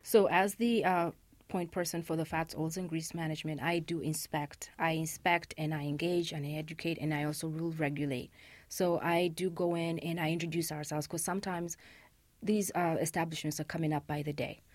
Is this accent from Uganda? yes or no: yes; Uganda; moved away as an adult; also born or lived in Rwanda; Uganda, which is actually my home country